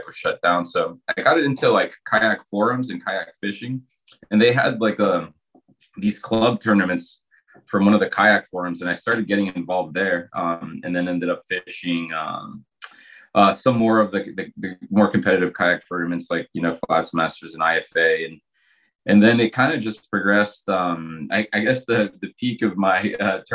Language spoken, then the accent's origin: English; Morales, Izabal, Guatemala; I grew up in Guatemala in a town called Morales